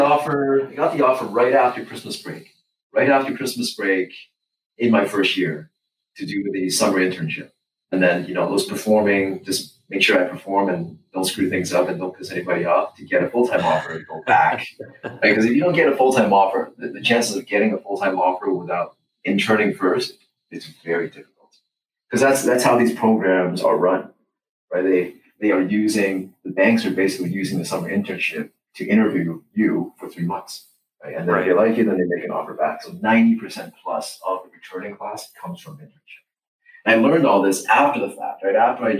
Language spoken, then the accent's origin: English; Canada; Just as a Canadian, you know, coming into the U.S. market, trying to compete, you know, with a number of great students, it was hard.